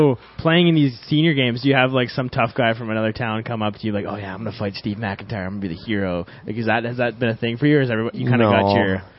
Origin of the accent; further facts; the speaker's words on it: Moose Jaw, Saskatchewan, Canada; I want to play for the Moose Jaw Warriors, like more than anything. That's like where I was born, and like so much of my family's from around there.